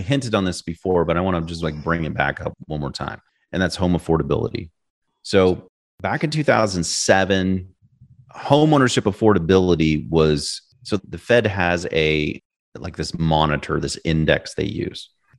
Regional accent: Kansas City, Missouri, United States; I mean, I grew up in Kansas City, not sexy. It's hot as what in the summer, and it's cold as you know what in the winter.

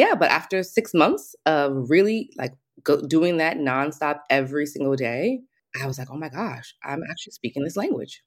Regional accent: Alexandria, Virginia, United States; moved away as an adult; also born or lived in Washington, D.C.; now in Paris, France; I'm originally from D C, you know, D and V, Virginia. So, lived in D C, lived in Virginia most of my life. Alexandria, Virginia, so right outside of D C.

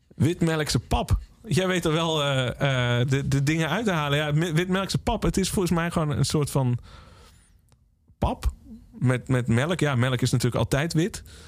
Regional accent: Valkenswaard, North Brabant, Netherlands; Ik ben opgegroeid in Valkenswaard

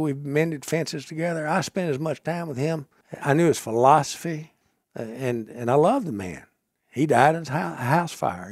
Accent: Marshall County, Mississippi, United States; I grew up in Marshall County, Mississippi, working on a farm.

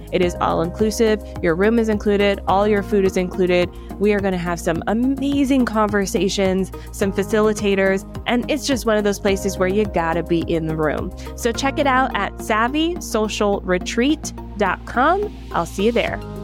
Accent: Miami, Florida, United States; moved away; also born or lived in Atlanta; I'm from Atlanta, but like I was born in Miami

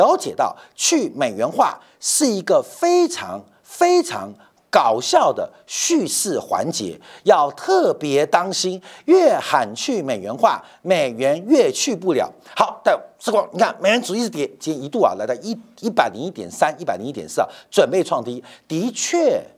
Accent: China; 所以为什么美国会笑我们中国人？

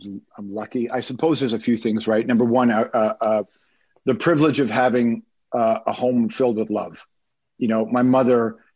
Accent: Toronto, Ontario, Canada; also born or lived in Malton; we grew up in Toronto, uh, West Side, so I don't know who knows the city, but I grew up in Rexdale

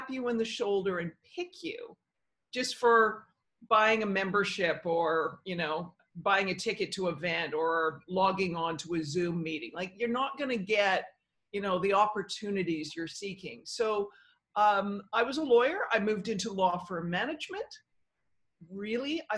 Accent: Victoria, British Columbia, Canada; first language English; moved away as an adult; now in New York, United States; I grew up in Victoria, British Columbia, Canada.

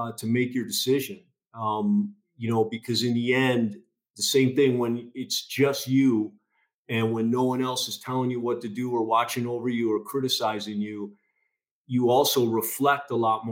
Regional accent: a suburb outside Chicago, Illinois, United States; I grew up in the Midwest, in a suburb outside Chicago, middle child of 9 kids

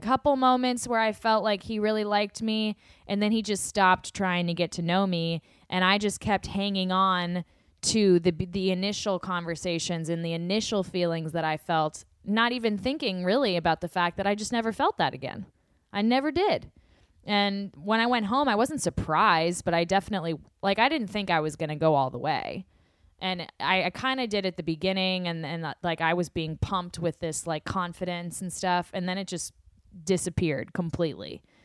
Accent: the South, United States; I am from the South.

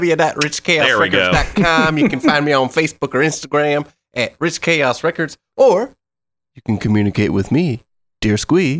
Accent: Kansas, United States; I'm from Kansas.

